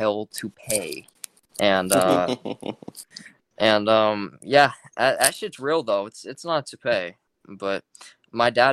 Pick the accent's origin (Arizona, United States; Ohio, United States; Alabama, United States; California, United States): California, United States; now in Georgia, United States; I'm from California originally, so I grew up in a heavily left-wing state